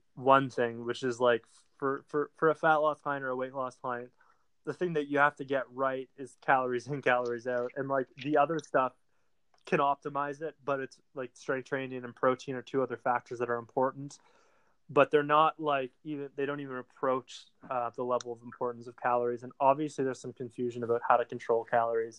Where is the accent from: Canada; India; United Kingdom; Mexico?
Canada; also born or lived in Ottawa; being the Canadian over here